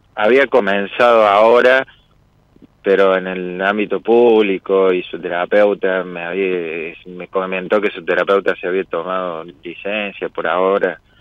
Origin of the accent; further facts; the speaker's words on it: Córdoba, Argentina; accent: Cordoban tonada; also born or lived in Río Ceballos; Nosotros somos de Córdoba, yo vivo en una localidad, Río Ceballos.